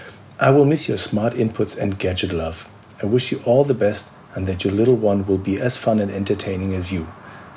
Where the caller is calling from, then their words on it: Hanover, Lower Saxony, Germany; Ciao, Milena. … from Hanover, Germany.